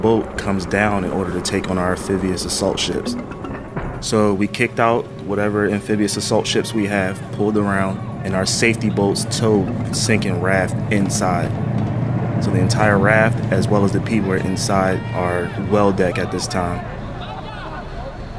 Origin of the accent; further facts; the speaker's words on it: Philadelphia, Pennsylvania, United States; I'm from Philadelphia